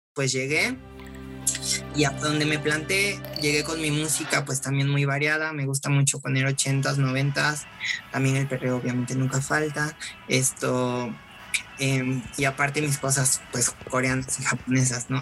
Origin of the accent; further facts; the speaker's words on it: Cosoleacaque, Veracruz, Mexico; moved away as an adult; now in Mexico City, Mexico; soy de, originario de Cozoleacaque, Veracruz. Ahí nací, ahí crecí.